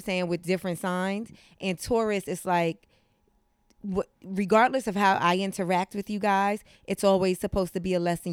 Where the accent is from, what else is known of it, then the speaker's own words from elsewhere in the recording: New York City, New York, United States; also born or lived in Brooklyn; Yeah, I grew up in Harlem. I was born in Brooklyn.